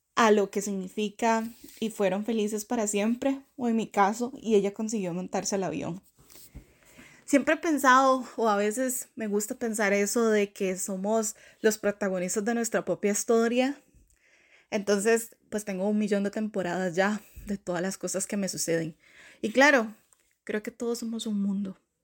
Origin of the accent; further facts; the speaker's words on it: Costa Rica; moved away as an adult; now in Canada; Vengo de esa tierra del pura vida